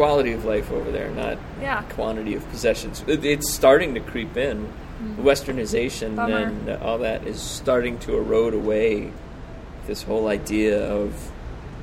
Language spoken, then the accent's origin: English; United States; moved away as an adult; now in Koh Lanta, Thailand; when I moved down there as an American